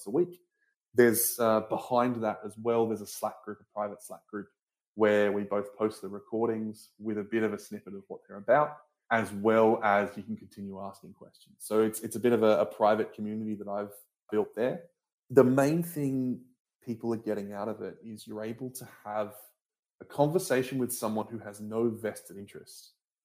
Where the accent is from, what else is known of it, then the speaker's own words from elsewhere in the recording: Australia; I'm originally an Australian